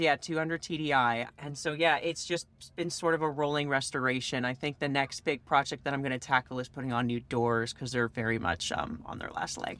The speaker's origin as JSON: {"language": "English", "region": "East Coast", "country": "United States", "said": "I come from the East Coast"}